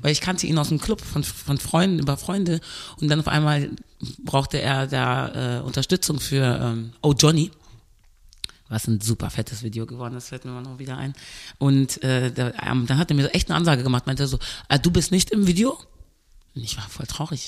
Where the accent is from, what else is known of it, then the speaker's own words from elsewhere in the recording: Cologne, North Rhine-Westphalia, Germany; also born or lived in Birmingham, England; Ich bin ja hier aufgewachsen in Deutschland